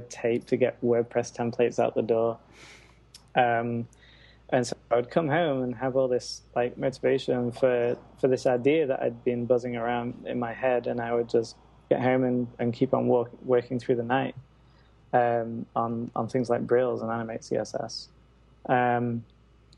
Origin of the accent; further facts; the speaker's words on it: Manchester, North West England, United Kingdom; moved away; I headed back to Manchester, my hometown, for this year out